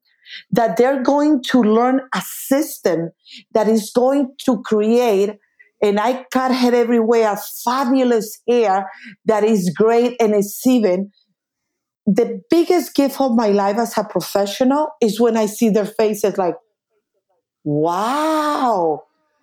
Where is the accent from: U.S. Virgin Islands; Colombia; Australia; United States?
Colombia; moved away; I'm original from Colombia